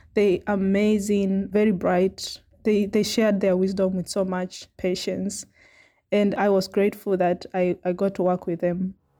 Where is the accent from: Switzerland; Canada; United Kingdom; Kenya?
Kenya; Makueni, Eastern Province; moved away as an adult; also born or lived in South Africa; now in Cape Town, South Africa; I grew up in Makueni, Kenya, which is in eastern province